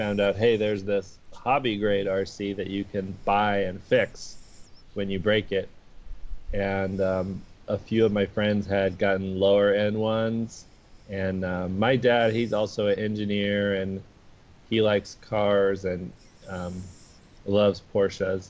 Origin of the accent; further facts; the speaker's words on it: Houston, Texas, United States; I grew up in Houston, Texas